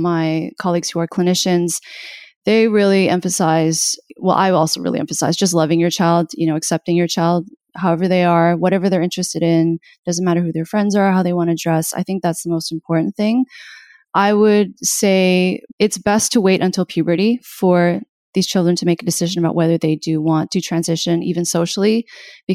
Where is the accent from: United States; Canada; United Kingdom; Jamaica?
Canada; I'm Canadian.